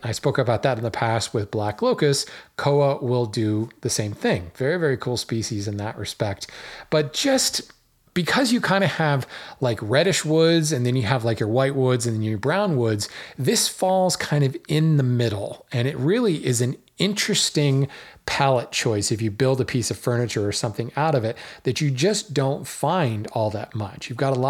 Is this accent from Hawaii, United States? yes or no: yes; Hawaii, United States; Folks who don't know, I grew up in Hawaii. Well, I grew up a lot of places, an Air Force brat, but I spent some formative years in Hawaii.